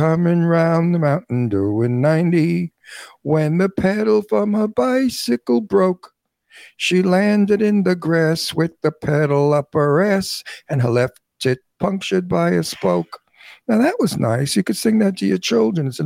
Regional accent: New York City, New York, United States; accent: Brooklyn; moved away as an adult; now in California, United States; I was born in Red Hook

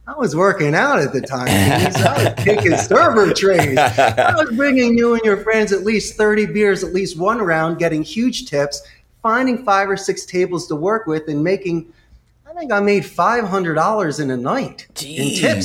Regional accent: Philadelphia, Pennsylvania, United States; moved away as an adult; also born or lived in Tucson, Arizona; now in Costa Rica; Well, I'm originally from Northeast Philadelphia, and that's where I share some of my business stories. But I currently live in Costa Rica, and I'm the owner of Costa Rica's call center. So for the past 21 years, I've been living in a Central American paradise.

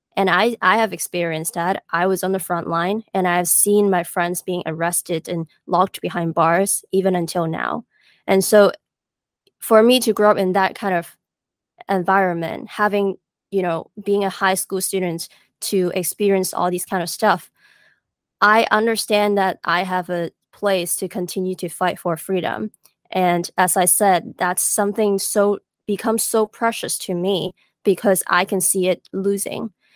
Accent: Hong Kong; moved away as an adult; growing up in Hong Kong

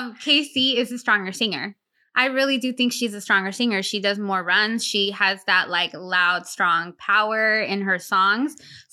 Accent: Sacramento, California, United States; Well, I grew up in Sacramento

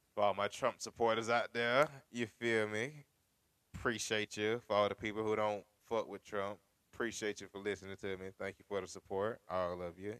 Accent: United States; And I come from America. I don't come from anywhere in Europe

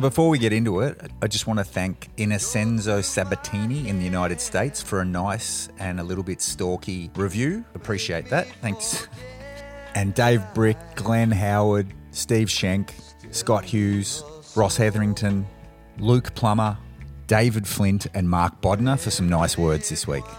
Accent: Australia; as an Australian

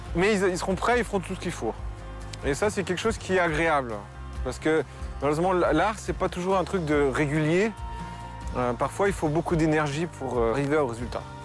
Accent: Haute-Savoie, Auvergne-Rhône-Alpes, France; now in Novosibirsk, Russia; je suis de Haute-Savoie

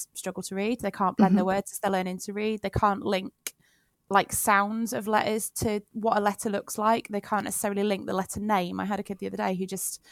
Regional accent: Leamington Spa, West Midlands, United Kingdom; I grew up in Leamington Spa

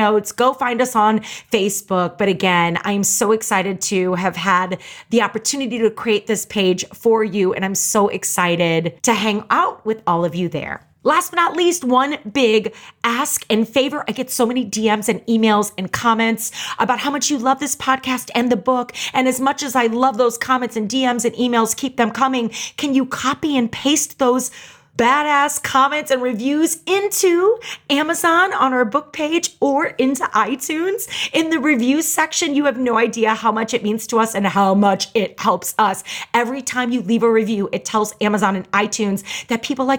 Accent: St. Louis, Missouri, United States; I grew up in St. Louis, Missouri

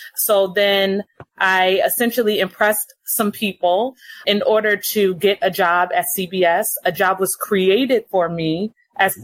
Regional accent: Los Angeles, California, United States; born and raised in Los Angeles

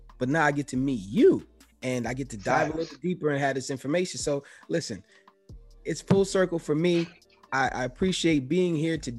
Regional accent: New York City, New York, United States; I grew up in the Bronx.

